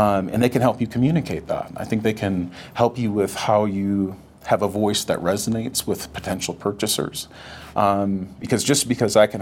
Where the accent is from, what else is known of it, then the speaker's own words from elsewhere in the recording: North Dakota, United States; now in Colorado, United States; I grew up in North Dakota